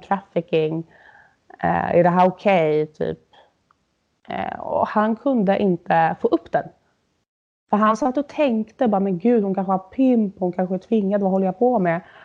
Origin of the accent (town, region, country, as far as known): Sweden; now in Berlin, Germany